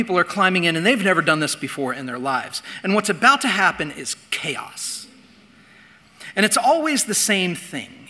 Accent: Indiana, United States; I grew up in Indiana

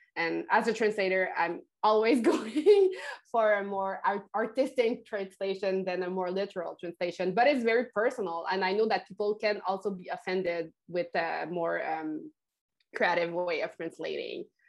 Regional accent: Quebec, Canada; first language French; English is a second language; here in Quebec, I think we have a very special relationship to French and to English

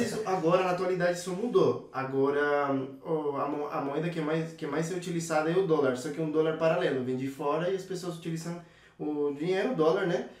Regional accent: Venezuela; Portuguese is a second language; moved away as an adult; now in São Paulo, Brazil

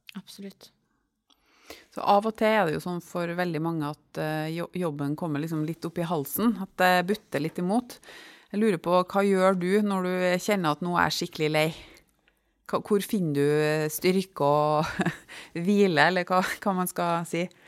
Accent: Trøndelag, Norway; jeg spesielt da som trønder

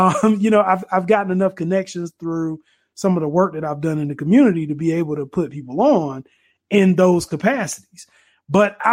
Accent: Durham, North Carolina, United States; growing up in Durham and being very low income

